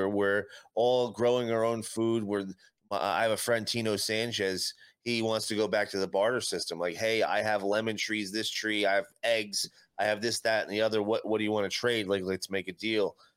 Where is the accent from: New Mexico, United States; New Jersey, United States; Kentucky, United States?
New Jersey, United States; I'm from Jersey too